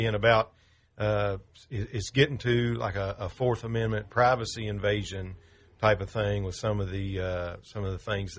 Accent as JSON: {"language": "English", "country": "United States", "said": "Well, I'm an American."}